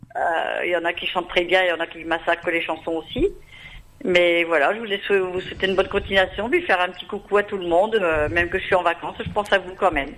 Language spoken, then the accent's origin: French; Pas-de-Calais, Hauts-de-France, France; on est du Pas-de-Calais